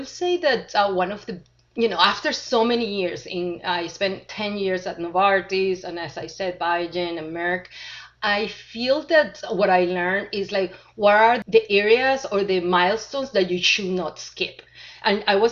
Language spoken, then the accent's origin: English; Venezuela; moved away as an adult; also born or lived in Argentina / Chile / Switzerland; now in United States; originally, I was born in Venezuela, had my college degree from Venezuela